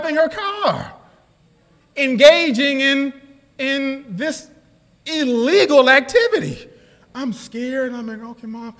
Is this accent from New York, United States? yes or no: yes; New York City, New York, United States; I was born in the States. I was born in New York City.